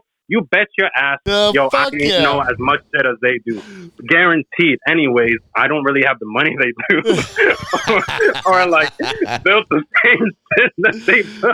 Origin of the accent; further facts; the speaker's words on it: Orlando, Florida, United States; moved away as an adult; also born or lived in Moca, Puerto Rico / Aguada, Puerto Rico / Philadelphia, Pennsylvania; now in Miami, United States; I was raised in Orlando from like age 6 to 18 before moving to Philadelphia